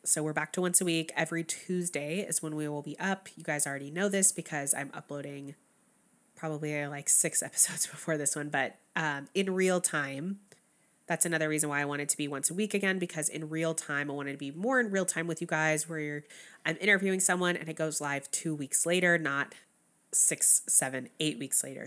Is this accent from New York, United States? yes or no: no; Texas, United States; moved away; I grew up in Texas